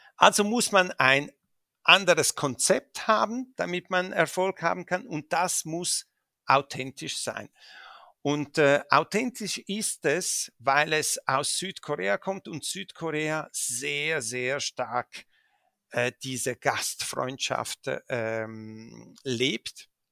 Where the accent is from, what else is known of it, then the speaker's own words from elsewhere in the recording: Switzerland; also born or lived in Dolomites, Italy (family origin); ich bin hier geboren, hier aufgewachsen. Ich bin auch Schweizer und, äh, und fühle mich auch als Schweizer